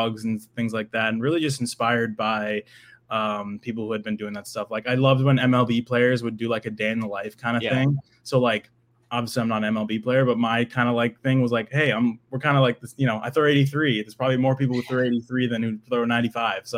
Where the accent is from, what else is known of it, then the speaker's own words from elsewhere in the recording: New Hampshire, United States; I'm from New Hampshire, like an hour north of Boston